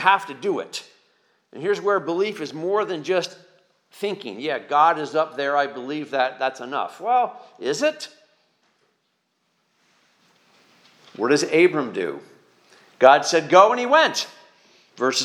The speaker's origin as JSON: {"language": "English", "region": "eastern Pennsylvania", "country": "United States", "tie": "born or raised there", "also_born_or_lived": "Lehigh Valley / suburban Philadelphia / Poconos", "said": "I've been up and down eastern Pennsylvania for most of my life, from the Lehigh Valley to suburban Philadelphia to the Poconos"}